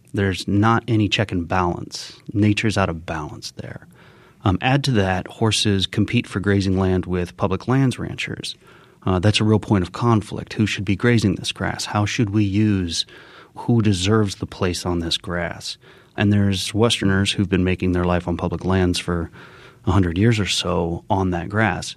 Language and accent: English; Colorado Springs, Colorado, United States; also born or lived in Argentina; I grew up in Colorado Springs